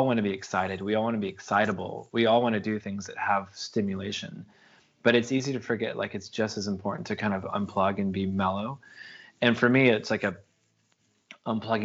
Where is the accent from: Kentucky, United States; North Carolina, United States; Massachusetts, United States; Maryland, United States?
North Carolina, United States; also born or lived in Los Angeles / San Francisco; now in Oakland, United States; I grew up in North Carolina on the East Coast of America, which is technically the South